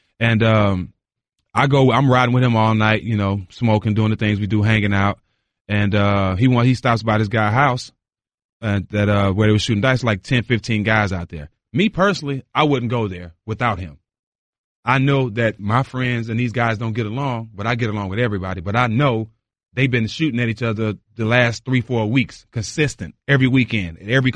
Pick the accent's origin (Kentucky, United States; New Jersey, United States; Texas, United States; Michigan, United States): Texas, United States; Port Arthur; accent: bayou; I grew up from Port Arthur, Texas